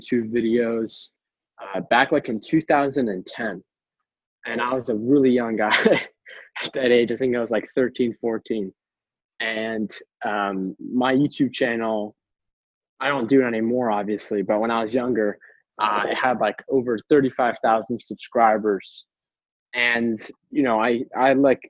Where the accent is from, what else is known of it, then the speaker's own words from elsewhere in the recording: Boston, Massachusetts, United States; I am born and raised in Boston, Massachusetts, on the East Coast of the United States